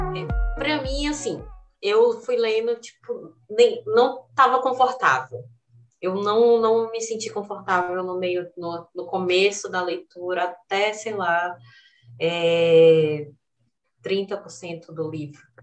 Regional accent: Northeast Region, Brazil; eu, nordestina

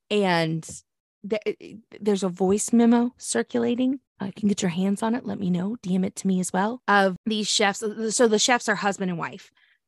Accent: Oklahoma, United States; Police in my home state of Oklahoma responded this week

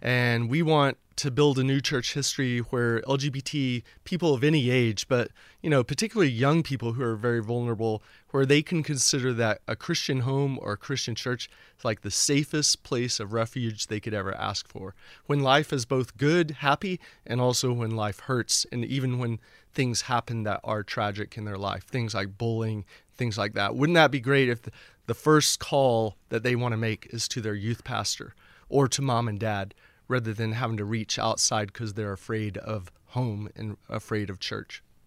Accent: Houston, Texas, United States; born or raised there; moved away as an adult; also born or lived in Oklahoma / Lafayette, Louisiana / Boston

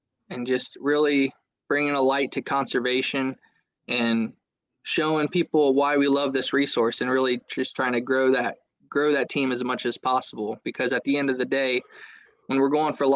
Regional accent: Southwest Ohio, United States; I'm originally from Southwest Ohio, lived, born and raised on the Great Miami River

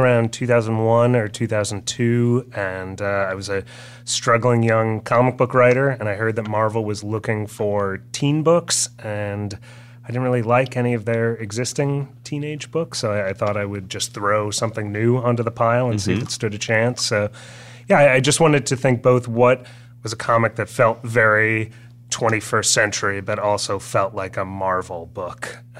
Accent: Cleveland, Ohio, United States; moved away; growing up in Cleveland

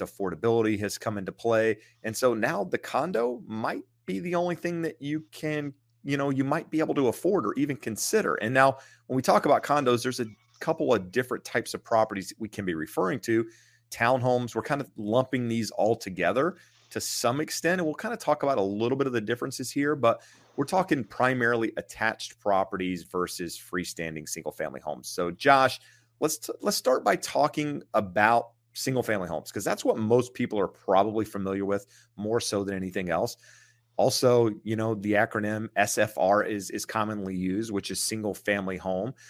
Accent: rural eastern North Carolina, United States; moved away; Being from rural eastern North Carolina, you have land

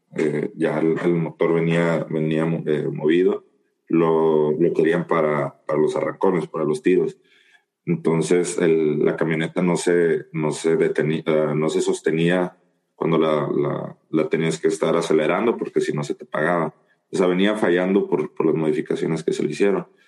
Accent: Guasave, Sinaloa, Mexico; now in San Luis; yo soy de, de Guasave, Sinaloa, que queda a aproximadamente 1100, 1200 kilómetros de aquí, de, donde yo vivo, de San Luis

